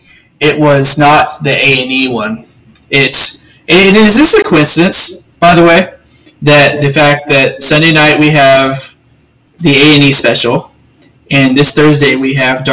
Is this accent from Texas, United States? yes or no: yes; Texas, United States; moved away; I move away from my home state, born and raised in Texas